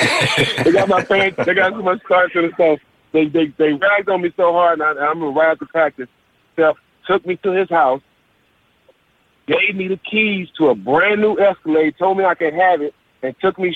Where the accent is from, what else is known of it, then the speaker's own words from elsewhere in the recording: Texas, United States; I'm from Texas